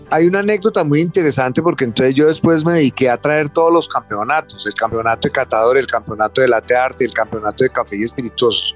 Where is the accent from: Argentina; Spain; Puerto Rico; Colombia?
Colombia; como colombianos